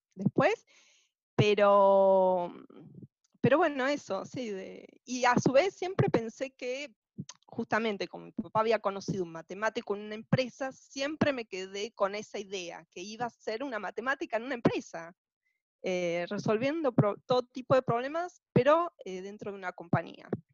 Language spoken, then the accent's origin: Spanish; Buenos Aires, Argentina; now in Arizona, United States; nací en el 74 en Capital Federal, Buenos Aires, Argentina, en el barrio de Caballito